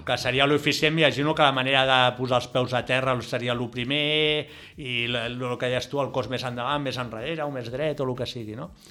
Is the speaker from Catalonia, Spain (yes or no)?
yes; Barcelona, Catalonia, Spain; sóc un camaco de Barcelona